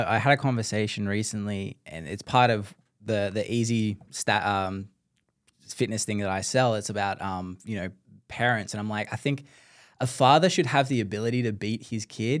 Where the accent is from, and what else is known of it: Australia